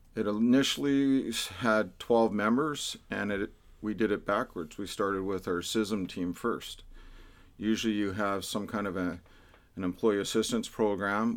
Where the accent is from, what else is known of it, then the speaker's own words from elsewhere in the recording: Vancouver, British Columbia, Canada; now in Delta, Canada; I grew up in Vancouver. But as soon as we got old enough to get married and buy property, we couldn't afford Vancouver, so we'd move out to the burbs. So I end up in Delta